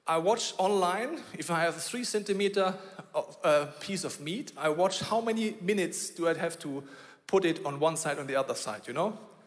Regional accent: Bavaria, Germany; I grew up in Bavaria

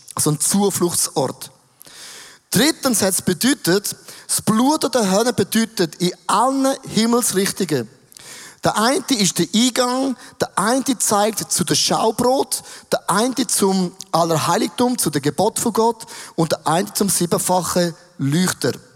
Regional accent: Switzerland; als ein Schweizer

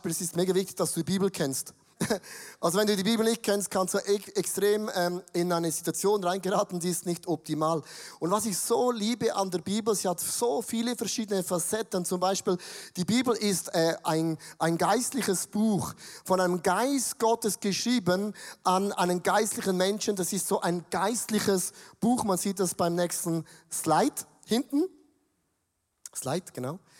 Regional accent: Switzerland; Aber für mich als Schweizer habe ich gedacht

